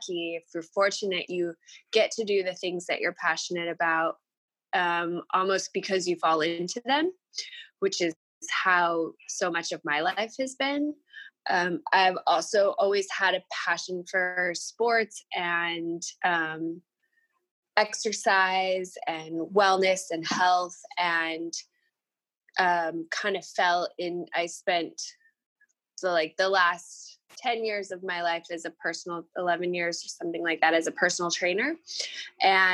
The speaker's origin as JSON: {"language": "English", "town": "El Paso", "region": "Texas", "country": "United States", "tie": "born or raised there", "also_born_or_lived": "Davis Mountains, Texas", "moved": "as an adult", "lives_now": "Austin, United States", "said": "I grew up in West Texas in El Paso and spent quite a bit of my childhood at my family's place in the Davis Mountains in far West Texas."}